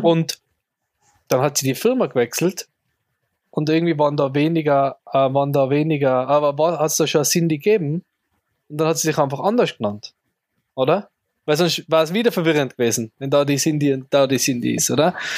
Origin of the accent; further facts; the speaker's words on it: Tyrol, Austria; als Tiroler